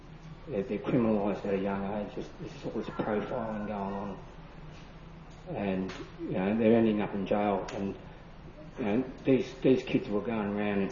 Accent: Australia

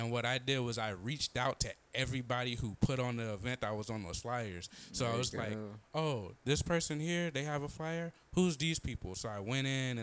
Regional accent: Los Angeles, California, United States; now in Phoenix, United States; I'm living out of Phoenix, Arizona. But I'm from Los Angeles, California

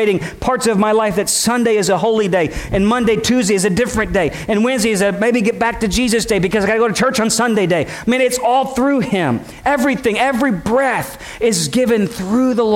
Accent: United States; as a American Christians

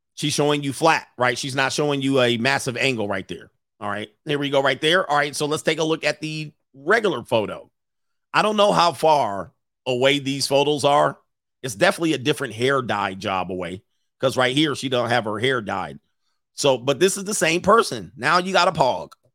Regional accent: Southern California, United States; moved away as an adult; I grew up in Southern California

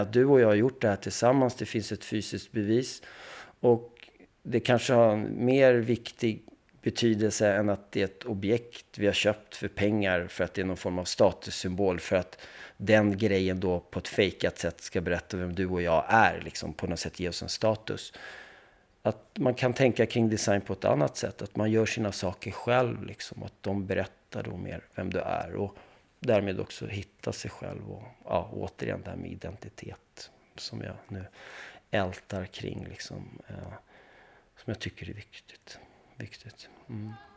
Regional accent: Stockholm, Stockholm County, Sweden; moved away; also born or lived in Paris, France; vi flyttade då till Bredäng som är en del av miljonprogrammet och det ligger bredvid Skärholmen. Så jag är uppväxt där då

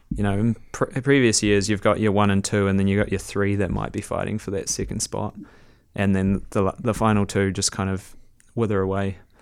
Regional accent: Whangarei, Northland, New Zealand; I grew up in Whangarei up north

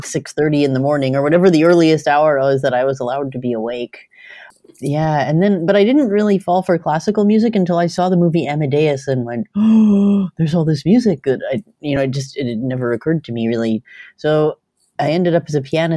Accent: Winnipeg, Manitoba, Canada; moved away as an adult; also born or lived in Brandon, Manitoba; now in Vancouver, Canada; I grew up in Manitoba, actually. I grew up in Winnipeg

